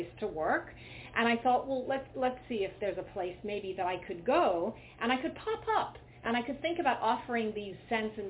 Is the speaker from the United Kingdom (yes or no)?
yes; England, United Kingdom; moved away; growing up in England